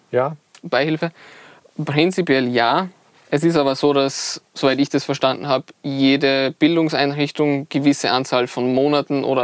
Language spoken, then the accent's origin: German; Styria, Austria; Ähm, ich komme eigentlich aus der Steiermark, mhm. also so südöstlicher Teil ja. von Österreich.